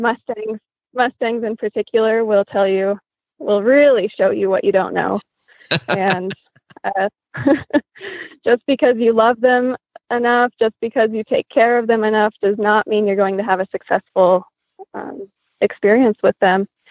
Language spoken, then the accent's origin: English; Grand Junction, Colorado, United States; We grew up in Grand Junction. There's a wild horse herd um, right there in the in the backyard there. So I grew up around the Little Book Cliffs Wild Horse Range.